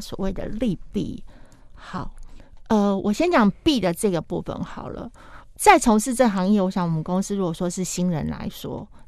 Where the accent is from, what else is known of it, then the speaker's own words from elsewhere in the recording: Taiwan; 我们台湾人